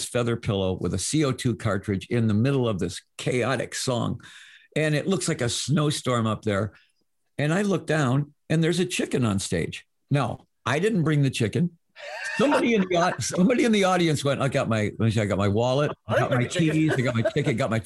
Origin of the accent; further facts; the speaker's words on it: Detroit, Michigan, United States; now in Arizona, United States; I was from Detroit